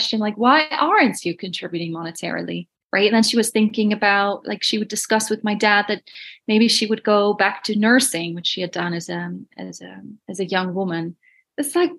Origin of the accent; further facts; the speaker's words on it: Netherlands; moved away; I'm from Holland originally